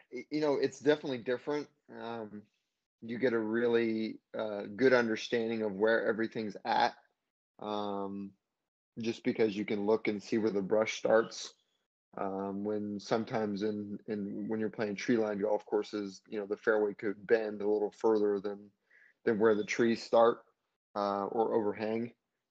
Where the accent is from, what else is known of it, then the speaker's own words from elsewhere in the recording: Hawaii, United States; growing up in Hawaii